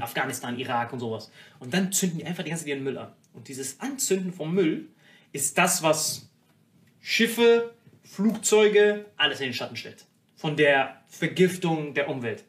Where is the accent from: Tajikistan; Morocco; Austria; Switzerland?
Morocco; moved away; ich bin in Marokko aufgewachsen